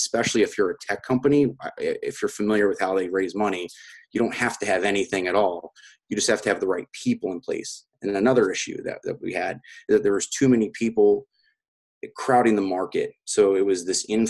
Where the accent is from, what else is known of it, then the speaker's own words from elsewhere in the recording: United States; I'm from the United States